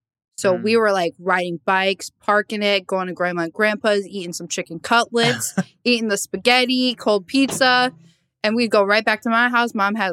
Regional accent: Lakewood, New Jersey, United States; So I was born in Lakewood, New Jersey. If you don't know where that is, it's not Jersey Shore, first of all.

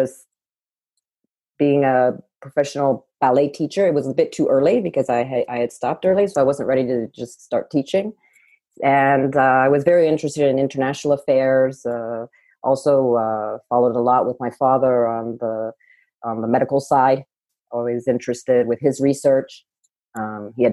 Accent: United States; moved away as an adult; also born or lived in Boston / Paris, France; being an American in Paris, France

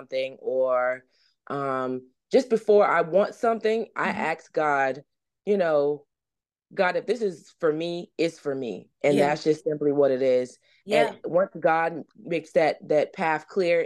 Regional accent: South Carolina, United States; my home state

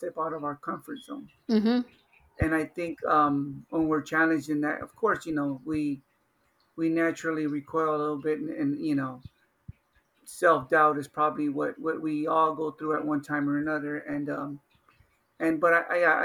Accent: Los Angeles, California, United States; I grew up in South Central Los Angeles

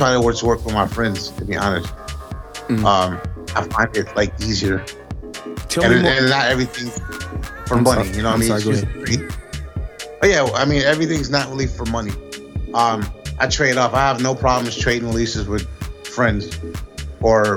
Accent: Grand Rapids, Michigan, United States; also born or lived in Flint, Michigan; I wasn't born in Grand Rapids. I was actually born in Flint, Michigan. I've been here all my life, at least since I was like 3 or 4. So this is where I'm from

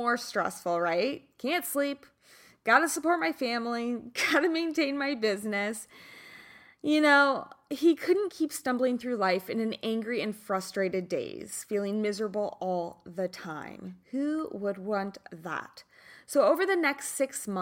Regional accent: Kansas, United States; I'm from Kansas.

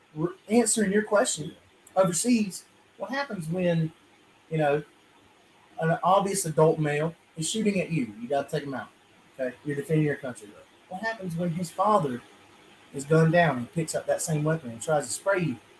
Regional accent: South Georgia, United States; where we are down here in South Georgia, now where I'm from, I'm from, uh, I'm I'm from Edwards County

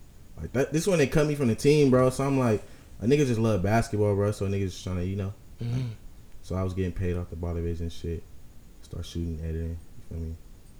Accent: Inland Empire, California, United States; born or raised there; also born or lived in San Diego, California

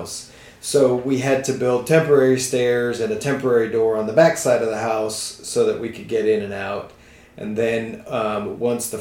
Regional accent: San Antonio, Texas, United States; also born or lived in Switzerland; now in Austin, United States; I grew up in San Antonio, and my dad built our house

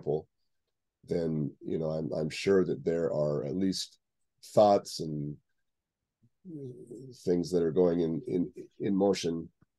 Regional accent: the West, United States; I say out here because I'm from the West, but anyway.

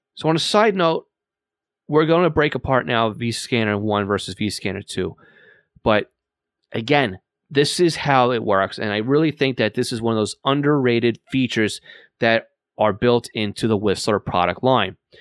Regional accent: Long Island, New York, United States; accent: Long Island; I live here on Long Island

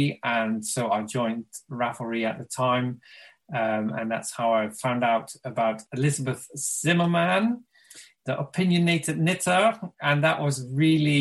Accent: Limburg, Netherlands; moved away as an adult; now in Brighton, United Kingdom; And I'm originally from Limburg, a very small town in the Netherlands. And I now live in Brighton. I've lived here for over 20 years.

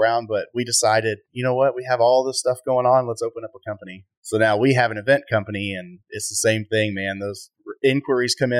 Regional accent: Waller, Texas, United States; we grew up in Waller

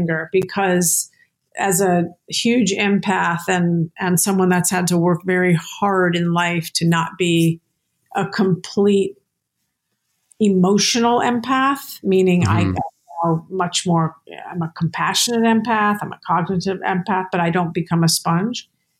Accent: New York City, New York, United States; born there; I was born in New York City.

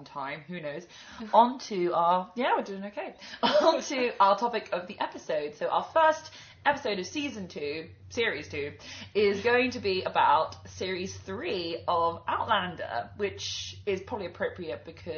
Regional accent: London, United Kingdom; also born or lived in Edinburgh; I'm from London

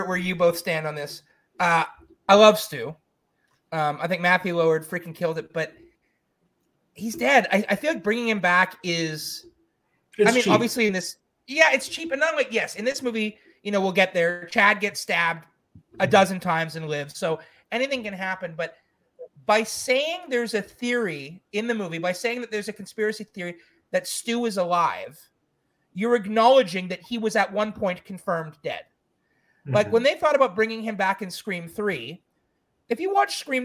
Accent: Montreal, Quebec, Canada; my hometown of Montreal

